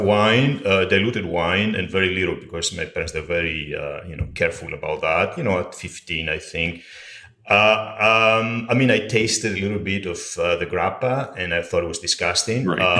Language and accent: English; Ikaria, North Aegean, Greece; now in New York, United States; I'm from Greece, from a small island on the Aegean Sea called Ikaria.